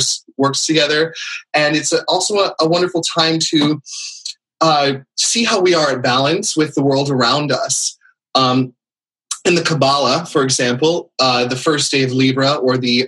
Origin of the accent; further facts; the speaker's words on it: San Francisco, California, United States; moved away; also born or lived in East Coast; I'm a native Californian myself. I grew up in around San Francisco.